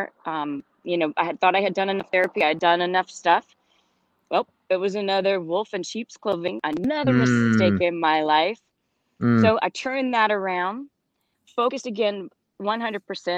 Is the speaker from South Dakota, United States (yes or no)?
no; Louisiana, United States; moved away as an adult; also born or lived in Los Angeles, California; I grew up in Louisiana